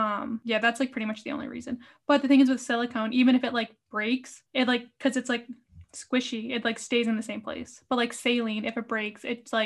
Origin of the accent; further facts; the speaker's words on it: Rhode Island, United States; also born or lived in Orange, California; I'm from Rhode Island.